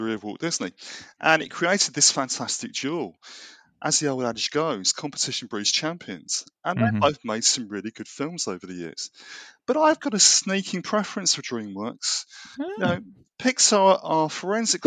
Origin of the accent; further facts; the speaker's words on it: United Kingdom; We're British